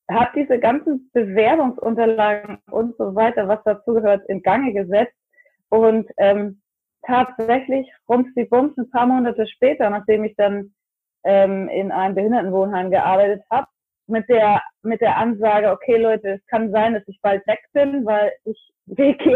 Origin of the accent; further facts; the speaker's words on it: North Germany, Germany; accent: northern German; now in Florida, United States; Ich ähm, komme ursprünglich ganz aus dem Norden Deutschlands. Das kann man sicherlich auch an meinem schönen nordischen Akzent hören. Und ähm, ich lebe jetzt seit etwas über sechs Jahren in Florida.